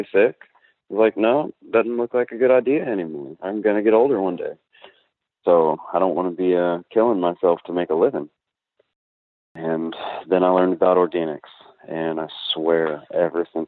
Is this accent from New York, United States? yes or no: no; League City, Texas, United States; I'm a H-Town baby. So I'm 31. I grew up here in Houston in the League City area, in between here and Galveston